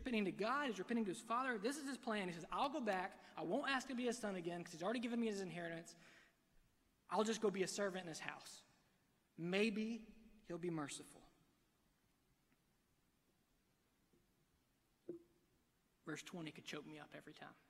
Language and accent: English; Alabama, United States; I'm from Alabama